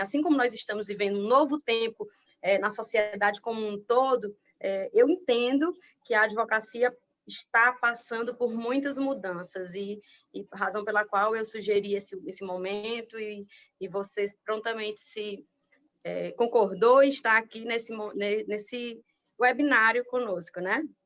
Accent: Piauí, Brazil; moved away; no meu estado natal

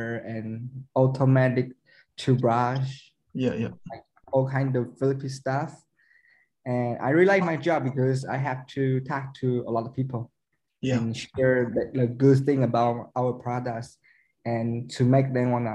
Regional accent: Taiwan; I'm from Taiwan

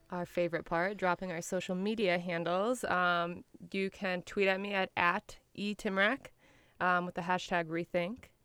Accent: Detroit, Michigan, United States; I'm from Detroit.

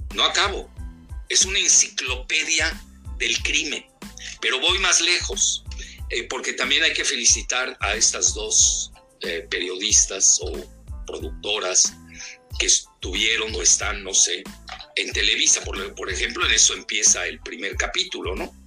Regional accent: Yucatán, Mexico; somos adictos los yucatecos

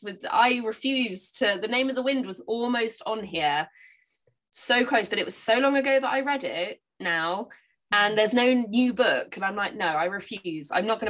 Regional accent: Bridport, South West England, United Kingdom; There is one in Bridport, which is my hometown

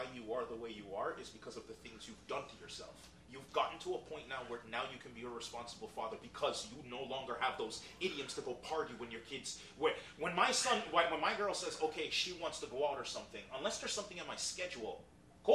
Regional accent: Jamaica; moved away; When I grew up in Jamaica

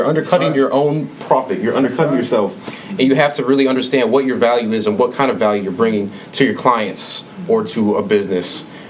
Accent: Milwaukee, Wisconsin, United States; I live on the north side of Milwaukee. I was raised in Milwaukee.

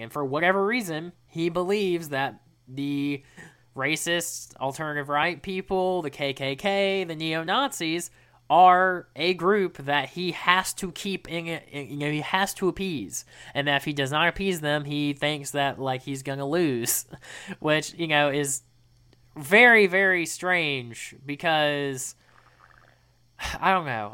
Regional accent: the South, United States; we're both from the South

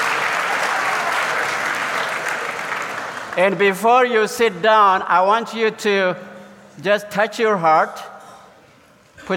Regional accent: southern central Ethiopia, Ethiopia; now in Orlando, United States; I come from Ethiopia, currently live in Orlando, Florida. So let me take you on a journey to my village that I was born in, a southern central Ethiopia

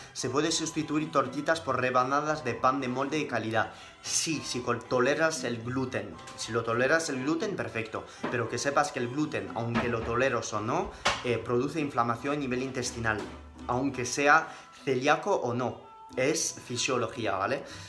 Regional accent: France; first language French; Spanish is a second language; moved away as an adult; now in Spain; mis padres son españoles, pero yo aprendí el francés, o sea, pasé 19 años viviendo en Francia

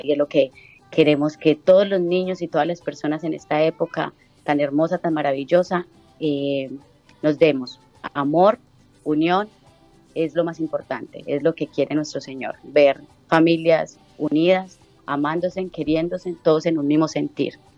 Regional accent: Girardota, Antioquia, Colombia; moved away as an adult; now in Chile; en una radio de, de mi pueblo natal, en Colombia, Medellín

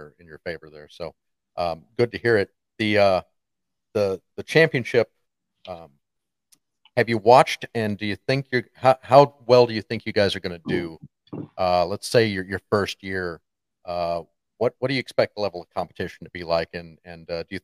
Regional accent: Arkansas, United States; now in Omaha, United States; when I was growing up in Arkansas there, it was the Arkansas Travelers

